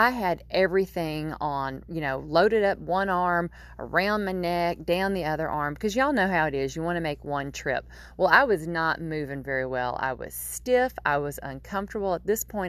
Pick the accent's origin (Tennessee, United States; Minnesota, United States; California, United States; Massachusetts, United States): Tennessee, United States; Nashville; now in Nova Scotia, Canada; I grew up in Nashville, Tennessee, and my mama and my aunt still live there